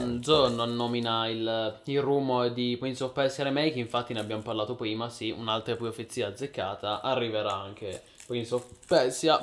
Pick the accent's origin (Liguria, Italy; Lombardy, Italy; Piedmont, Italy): Piedmont, Italy; io sono piemontese